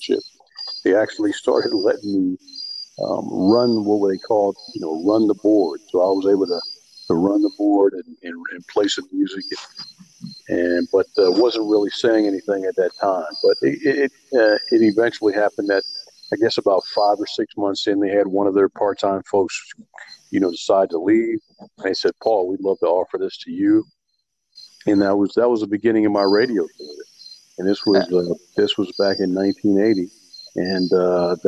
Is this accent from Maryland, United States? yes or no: yes; Salisbury, Maryland, United States; I'm from Salisbury, Maryland, and, you know, grew up here, went to high school here, went to college here